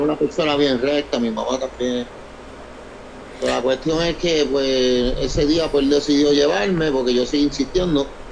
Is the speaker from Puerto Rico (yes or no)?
yes; Puerto Rico; also born or lived in New Jersey; yo nací en, el New Jersey. Y me, y me fui a temprana edad, como a los 10 años, me fui a Puerto Rico. De ahí me crié en Puerto Rico.